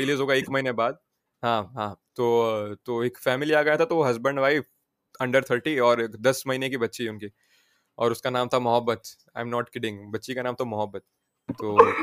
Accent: Saurashtra, Gujarat, India; now in Surat, India; मैं सौराष्ट्र से हूँ

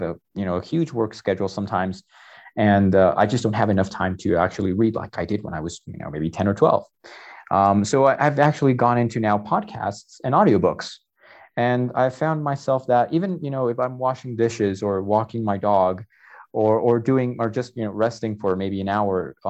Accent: New Jersey, United States; moved away as an adult; now in Tlaxcala, Mexico; I'm a native from Jersey. I grew up near a lot of bookstores over there

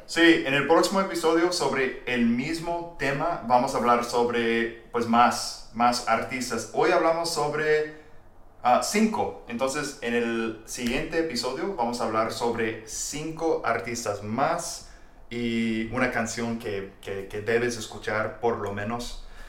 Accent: Texas, United States; Spanish is a second language; soy de Texas

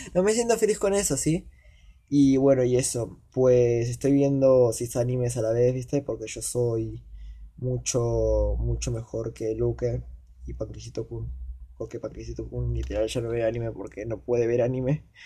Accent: Argentina; yo soy argentino

